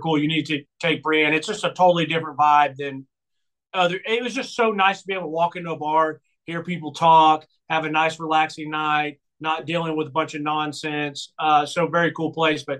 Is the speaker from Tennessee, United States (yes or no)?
yes; Nashville, Tennessee, United States; moved away; also born or lived in Brentwood, Tennessee; We grew up in Bellevue, but I went to school in Green Hills, so we were always in that area